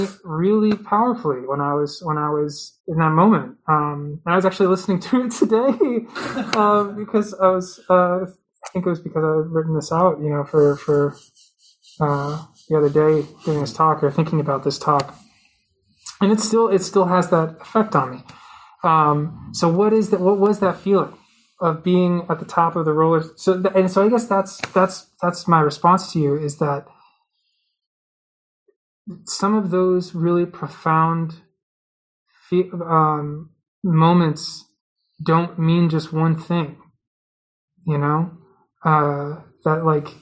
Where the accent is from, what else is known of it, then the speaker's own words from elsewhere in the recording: Massachusetts, United States; I was at the Topps Field Fair in Massachusetts, in my hometown